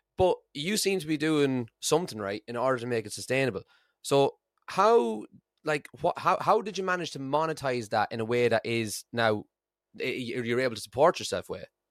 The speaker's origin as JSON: {"language": "English", "country": "Ireland", "moved": "yes", "lives_now": "Scotland, United Kingdom", "said": "I'm from Ireland and I live in Scotland"}